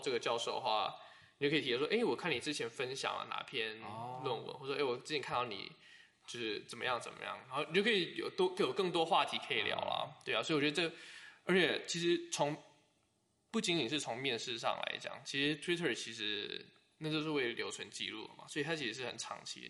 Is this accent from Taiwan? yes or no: yes; Taiwan; moved away as an adult; now in United States; 我是台湾人